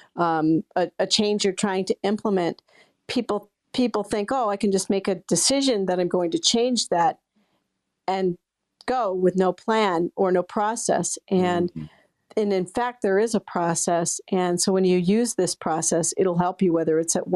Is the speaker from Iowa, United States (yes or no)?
yes; Pleasant Valley, Iowa, United States; now in Maine, United States; I loved growing up in Iowa